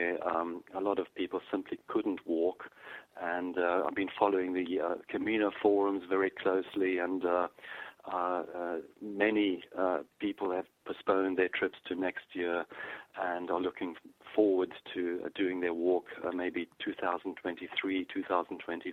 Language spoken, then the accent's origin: English; South Africa; I grew up in South Africa